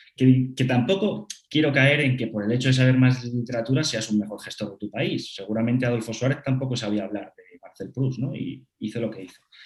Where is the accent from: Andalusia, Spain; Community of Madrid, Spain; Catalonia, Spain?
Community of Madrid, Spain; Madrid; soy madrileño, de padres madrileños y de abuelas madrileños